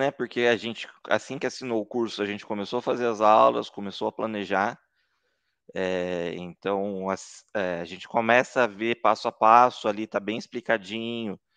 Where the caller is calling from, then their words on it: Taubaté, São Paulo, Brazil; Estou falando de Taubaté, São Paulo